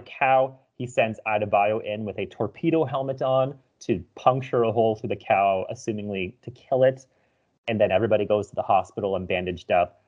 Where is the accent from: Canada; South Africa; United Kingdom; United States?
Canada; as a Canadian